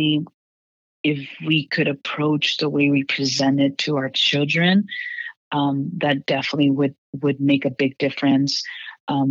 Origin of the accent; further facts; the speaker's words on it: Houston, Texas, United States; moved away as an adult; I'm from Houston, Texas as well, and growing up in this ultra conservative background in Texas